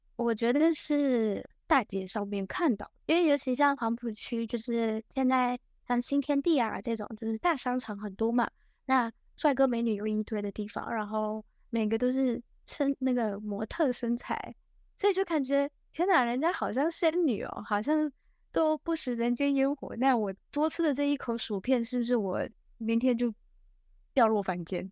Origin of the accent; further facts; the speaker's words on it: Taiwan; moved away as an adult; also born or lived in United Kingdom; now in Shanghai, China; 因为我的老家在台湾那边，然后就是本科毕业后我直接过去英国念了研究生